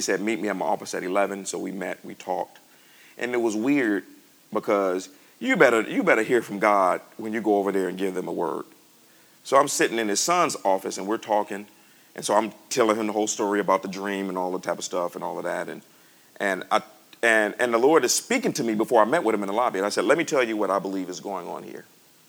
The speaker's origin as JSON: {"language": "English", "country": "United States", "said": "I'm from America, you know."}